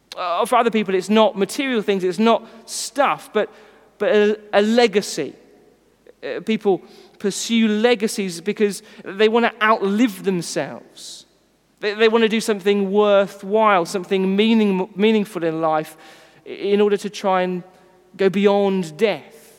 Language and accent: English; United Kingdom; we are British